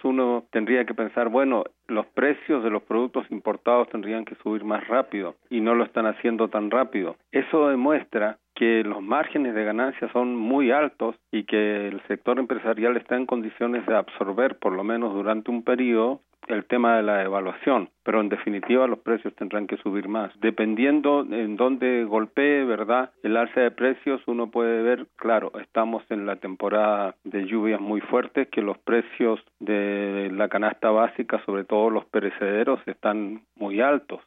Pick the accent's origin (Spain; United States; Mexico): Mexico